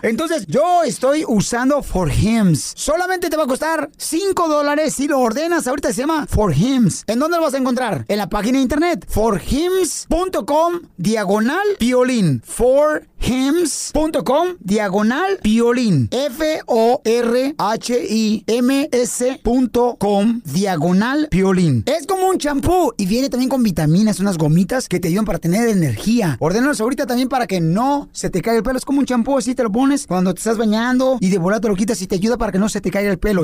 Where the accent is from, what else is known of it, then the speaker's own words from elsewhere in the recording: Ocotlán, Jalisco, Mexico; now in United States; yo soy de Ocotlán, Jalisco, la ciudad más bonita del planeta